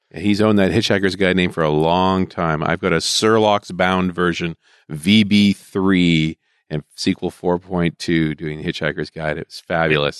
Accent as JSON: {"language": "English", "region": "the West", "country": "United States", "said": "I'm from the West"}